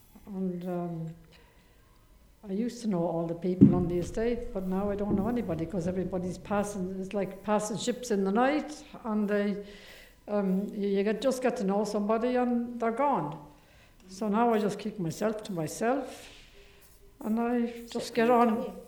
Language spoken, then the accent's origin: English; Ireland; also born or lived in Hackney, London; now in London, United Kingdom; I feel more English than Irish. I came from Ireland originally. And I've lived on the Kingsmead estate all that time